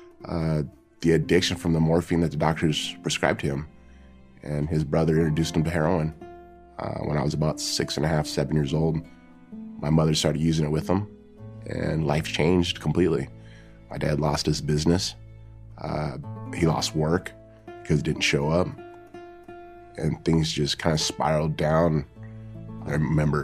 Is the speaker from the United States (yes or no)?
yes; Huntington Beach, California, United States; from Huntington Beach, California